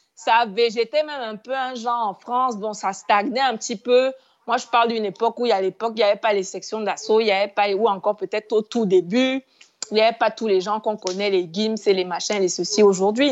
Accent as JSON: {"language": "French", "country": "Cameroon", "said": "je suis Camerounais"}